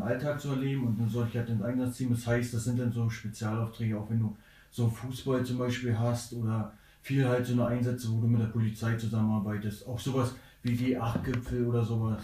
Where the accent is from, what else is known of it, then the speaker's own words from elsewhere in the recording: Neubrandenburg, Mecklenburg-Vorpommern, Germany; moved away as an adult; now in Hamburg, Germany; Vorher komme ich, äh, aus Neubrandenburg gewesen, ne? viele Jahre